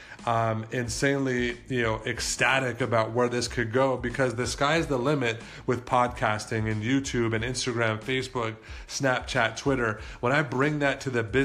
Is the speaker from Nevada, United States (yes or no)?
yes; Las Vegas, Nevada, United States; I was born and raised here in Las Vegas